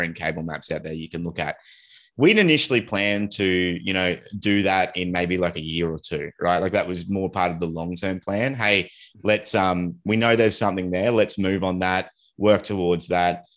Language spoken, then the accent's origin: English; Australia; we're Aussie and, uh, and, and, like, we've grown up with just horrible connectivity to the rest of the world